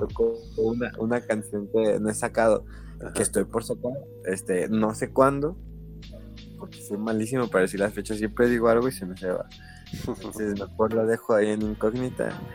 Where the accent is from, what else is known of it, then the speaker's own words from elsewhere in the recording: Zamora, Michoacán, Mexico; moved away as an adult; also born or lived in Morelia; now in Mexico City, Mexico; yo soy originario de Zamora, Michoacán